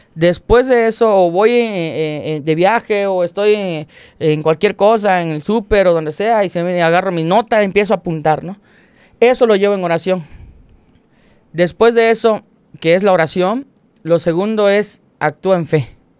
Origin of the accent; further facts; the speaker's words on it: Cumpich, Campeche, Mexico; moved away; venimos de Cumpich